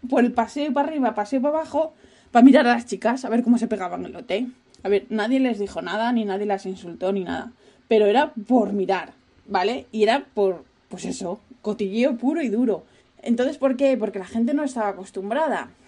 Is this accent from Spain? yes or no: yes; Asturias, Spain; yo soy de una región que fue la única que no estuvo conquistada por los árabes. ¿Por qué? Porque estábamos como, como los de Asteris, hay una esquinita, estábamos parapetados por, por los picos de Europa